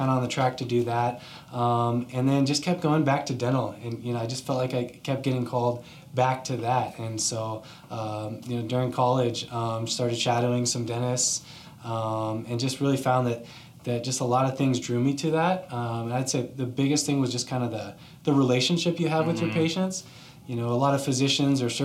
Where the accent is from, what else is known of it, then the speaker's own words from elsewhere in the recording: Scottsdale, Arizona, United States; also born or lived in Virginia / Colorado; I actually was born in Virginia, but was raised out here. Grew up in Scottsdale. I've been here since I was two, so consider myself a native